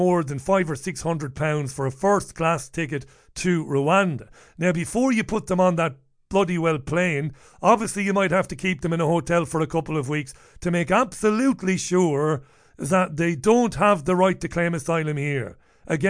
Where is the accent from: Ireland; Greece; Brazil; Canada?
Ireland; I'm an Irishman.